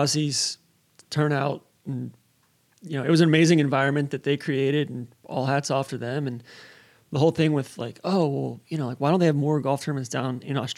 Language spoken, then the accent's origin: English; United States; me being American